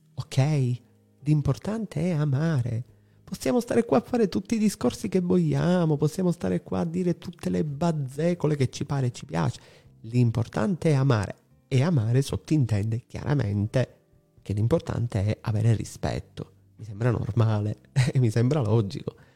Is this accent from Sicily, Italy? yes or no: yes; Palermo, Sicily, Italy; dalle mie parti, qua a Palermo